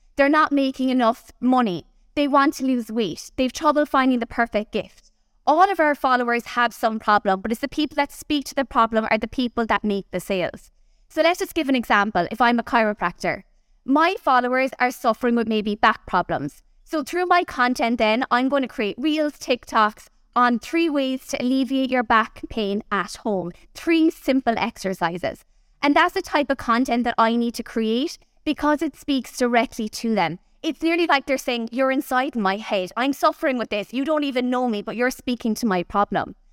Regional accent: Kerry, Munster, Ireland; I'm from Kerry, down the other side of the country

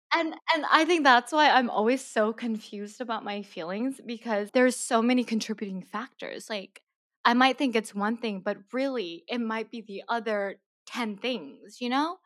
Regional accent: Maryland, United States; also born or lived in South Korea; I was born in Korea, my family, uh, my mom, dad, and my older sister, we immigrated to Maryland, um, when I was six, seven years old

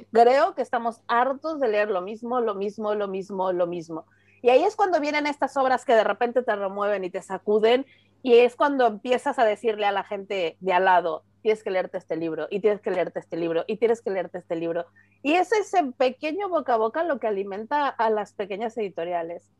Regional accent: Mexico; a mí como mexicana

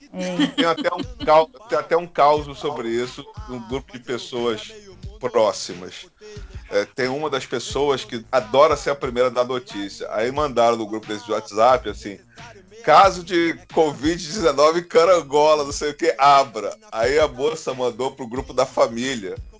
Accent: Rio de Janeiro, Brazil; quando eu era moleque, no Rio de Janeiro

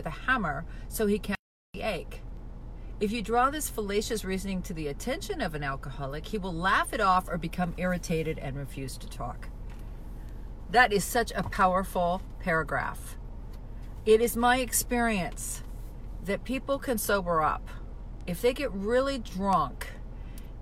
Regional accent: Spokane, Washington, United States; now in Palm Springs, United States; back home, I'm from Spokane, Washington

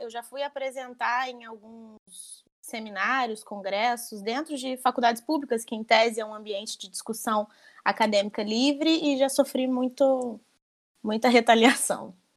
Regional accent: Barra Mansa, Rio de Janeiro, Brazil; Eu sou de Barra Mansa, interior do Rio

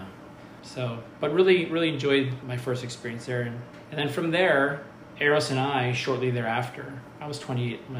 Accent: Bethlehem, Pennsylvania, United States; Eastern Pennsylvania, Bethlehem. And so I grew up in suburbia.

